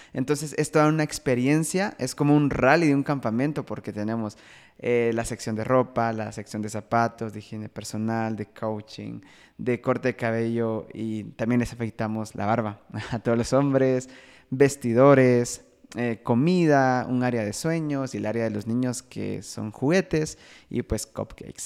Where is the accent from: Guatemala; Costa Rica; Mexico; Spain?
Guatemala; Soy de Guatemala